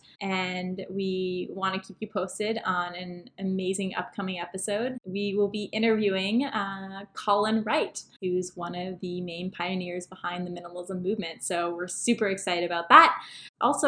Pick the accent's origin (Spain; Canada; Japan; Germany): Canada; Toronto, Ontario; also born or lived in Vancouver / Los Angeles; We're actually from Toronto